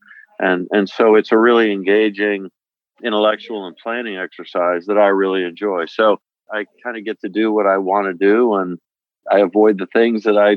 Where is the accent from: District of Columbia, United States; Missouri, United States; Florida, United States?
District of Columbia, United States; Washington; born or raised there; also born or lived in Utah